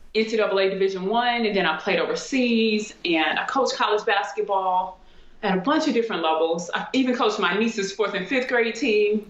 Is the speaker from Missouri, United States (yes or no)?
yes; St. Louis, Missouri, United States; also born or lived in Germany; I'm from St. Louis